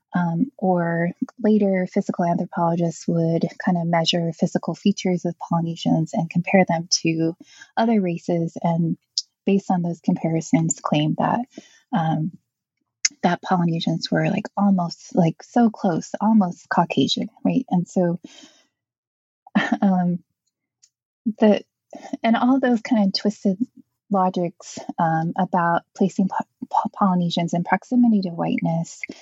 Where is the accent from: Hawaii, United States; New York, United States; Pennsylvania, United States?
Hawaii, United States; Native Hawaiian, United States; I'm Native Hawaiian